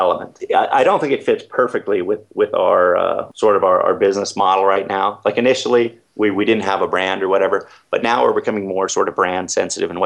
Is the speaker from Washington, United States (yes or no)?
yes; Seattle, Washington, United States; moved away; I come from Seattle